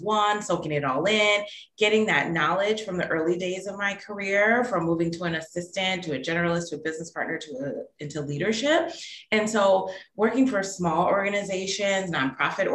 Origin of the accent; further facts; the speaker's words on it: Milwaukee, Wisconsin, United States; moved away as an adult; also born or lived in Texas; now in Pittsburgh, United States; I grew up in Milwaukee, Wisconsin, lived there my whole life